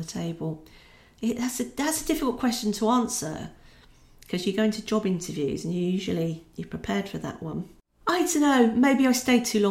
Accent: Scotland, United Kingdom; also born or lived in London; now in Peterborough, United Kingdom; Being Scottish, I'm that bit closer to Scotland living in Peterborough than when I lived in London.

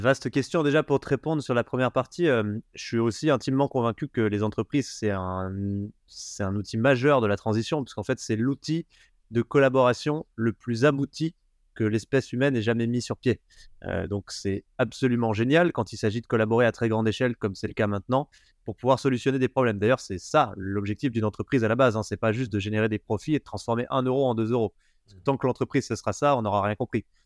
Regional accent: Haut-Doubs, Bourgogne-Franche-Comté, France; Je viens d'un petit village euh, de 200 habitants euh, dans le haut budget

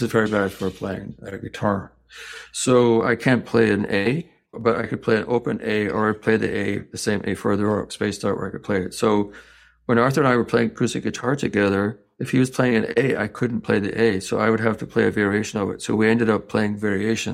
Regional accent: Scotland, United Kingdom; moved away; also born or lived in New York / Thailand / Hong Kong; I grew up in Scotland

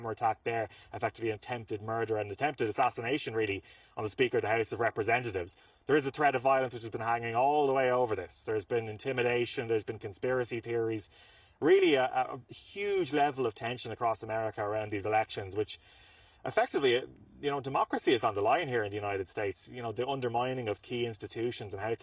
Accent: Ireland; I'm Irish

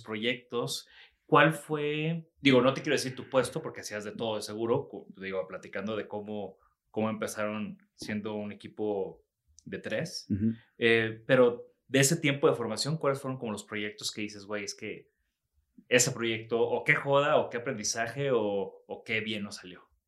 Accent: Mexico; Soy mexicano

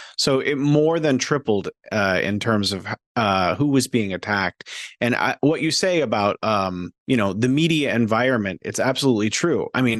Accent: United States; now in China; I, as an American, I would read American media

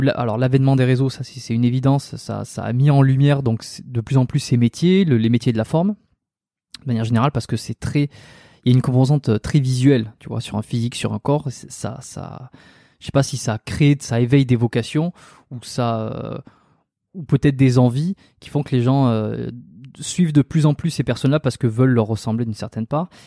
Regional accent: France; moved away as an adult; now in Montreal, Canada; je suis un Français qui est expatrié à Montréal

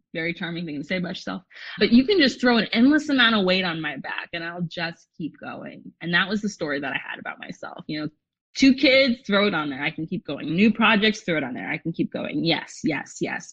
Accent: a suburb outside of Los Angeles, California, United States; I grew up in a suburb outside of LA.

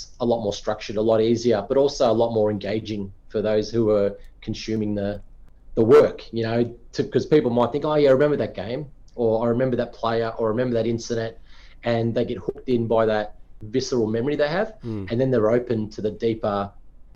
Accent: Australia; as an Aussie

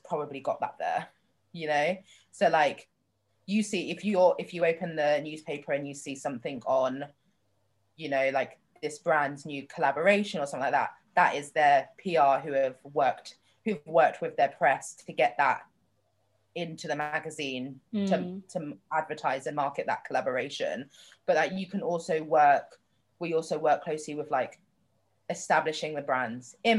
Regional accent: London, United Kingdom; also born or lived in New York; I grew up in London

